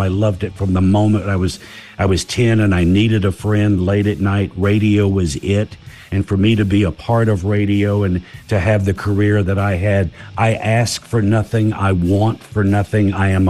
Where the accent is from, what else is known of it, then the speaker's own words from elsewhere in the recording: the South, United States; also born or lived in California; now in North Carolina, United States; I've got a beautiful home on the lake in North Carolina. I'm from the South, so that feels comfortable to me.